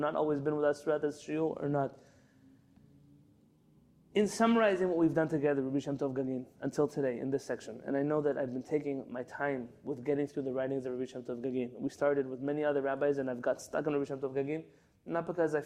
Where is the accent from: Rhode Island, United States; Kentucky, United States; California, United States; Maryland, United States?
California, United States; San Diego; When I first came to San Diego, I grew up in San Diego